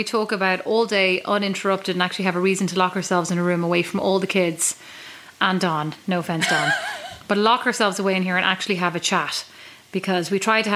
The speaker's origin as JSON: {"language": "English", "area": "Kildare", "region": "Leinster", "country": "Ireland", "moved": "as an adult", "lives_now": "Fort Wayne, Indiana, United States", "said": "I'd say from Kildare"}